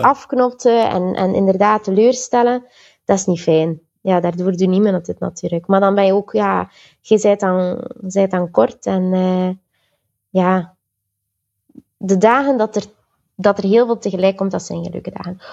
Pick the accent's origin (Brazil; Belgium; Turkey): Belgium; also born or lived in Antwerp / Sint-Niklaas / Ghent / Tilburg; ik ben een Belgische